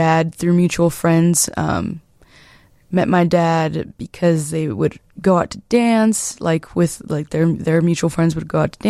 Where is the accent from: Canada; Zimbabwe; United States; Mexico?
United States; Chicago, Illinois; Well, I grew up in the Irving Park neighborhood. That's where my first memories come from. Irving Park, and then I feel like we briefly moved to the West Side for a year or two or something like that, and then came back to Irving Park area.